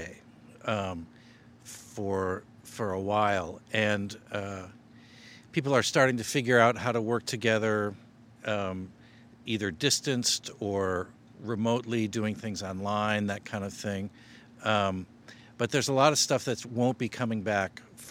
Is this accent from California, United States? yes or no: no; Chicago, Illinois, United States; I was born in Chicago and went to music school here, DePaul University, got a degree in music